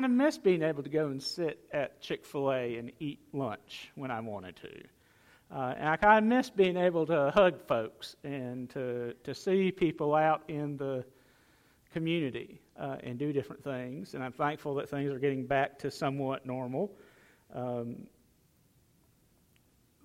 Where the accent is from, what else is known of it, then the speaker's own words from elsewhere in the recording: United States; I'm glad to be an American.